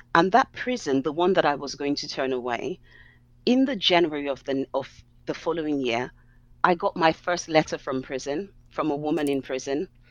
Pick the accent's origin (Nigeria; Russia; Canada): Nigeria; now in London, United Kingdom; growing up in Nigeria